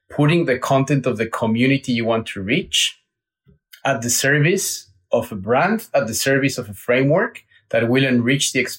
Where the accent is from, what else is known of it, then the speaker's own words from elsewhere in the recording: Mexico City, Mexico; I was born and raised in Mexico City with my mom and my dad